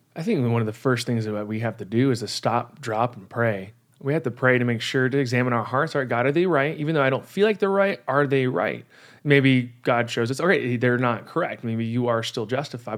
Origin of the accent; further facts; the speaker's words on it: California, United States; I'm a Californian and I say y'all.